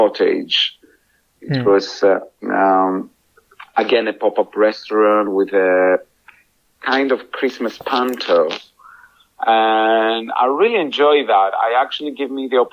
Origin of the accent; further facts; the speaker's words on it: Greece; English is a second language; moved away as an adult; now in United Kingdom; I am from Greece.